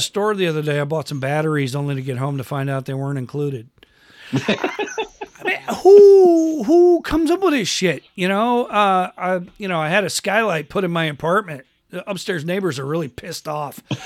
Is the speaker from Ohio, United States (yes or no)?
no; Western New York, United States; where I grew up in in Western New York